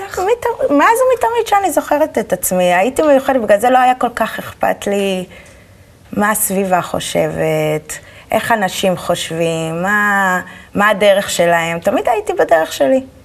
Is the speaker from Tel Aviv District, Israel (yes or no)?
yes; Holon, Tel Aviv District, Israel; also born or lived in Petah Tikva; גדלתי בחולון. נולדתי פתח תקווה, בלינסון, וכל החיים בחולון.